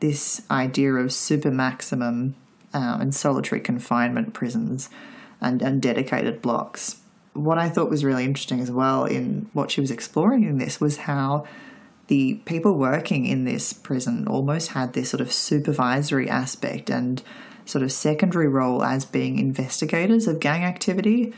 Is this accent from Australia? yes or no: yes; Australia; accent: Australian; by my accent that I'm from Australia